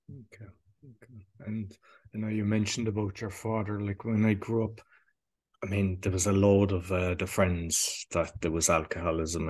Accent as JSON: {"language": "English", "town": "Cork", "region": "Munster", "country": "Ireland", "moved": "yes", "said": "I'm from Cork"}